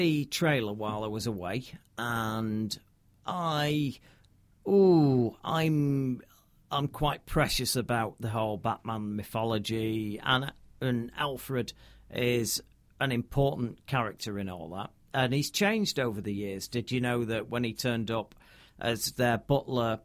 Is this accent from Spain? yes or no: no; Northern Britain, the north of England, United Kingdom; I'm very Northern British, me.